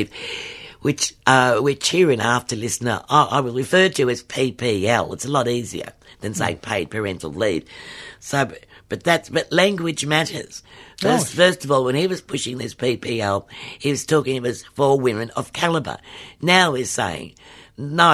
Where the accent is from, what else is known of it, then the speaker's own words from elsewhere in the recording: Victoria, Australia; my home state here